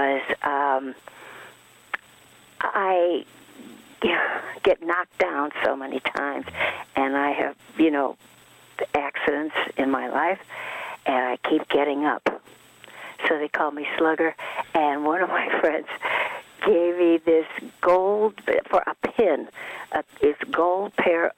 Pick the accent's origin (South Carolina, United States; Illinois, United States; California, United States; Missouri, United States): Illinois, United States; Fox Lake; English is a second language; also born or lived in Stockholm, Sweden / Valsjöbyn, Sweden; we went to a little town, well, it was little then, called Fox Lake, Illinois